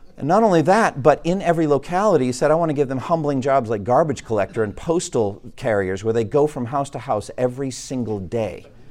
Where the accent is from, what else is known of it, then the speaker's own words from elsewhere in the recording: Boston, Massachusetts, United States; Boston, Massachusetts, my hometown